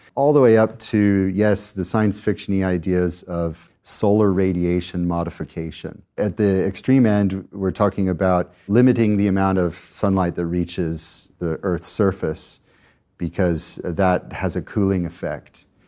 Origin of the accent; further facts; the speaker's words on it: Colorado, United States; my home state of Colorado in the US